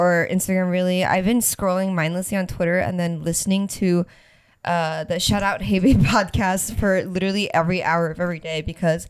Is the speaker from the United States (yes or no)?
yes; Louisiana, United States; I mean, welcome. I'm from Louisiana.